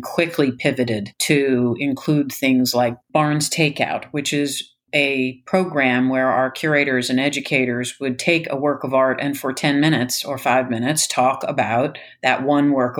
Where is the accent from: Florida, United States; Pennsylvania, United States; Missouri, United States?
Pennsylvania, United States; Philadelphia; moved away as an adult; also born or lived in New York; I am from Philadelphia. I grew up here.